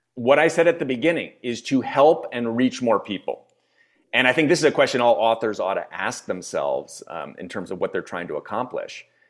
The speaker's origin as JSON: {"language": "English", "town": "Philadelphia", "region": "Pennsylvania", "country": "United States", "tie": "born or raised there", "also_born_or_lived": "China / Europe / California / New York", "moved": "as an adult", "lives_now": "Spain", "said": "I am born and raised in the States. I'm originally from Philadelphia."}